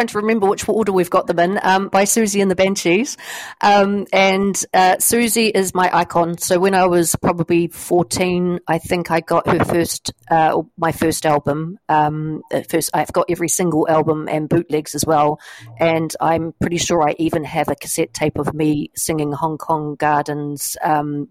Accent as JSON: {"language": "English", "country": "New Zealand", "also_born_or_lived": "New York, United States / Nashville, United States / Belsize, England", "moved": "yes", "lives_now": "St Albans, United Kingdom", "said": "I am a Kiwi, but I came to St Albans via the United States."}